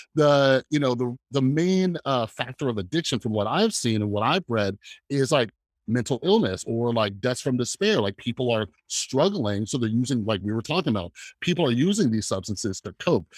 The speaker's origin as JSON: {"language": "English", "town": "Fresno", "region": "California", "country": "United States", "moved": "yes", "said": "I'm originally from Fresno, California"}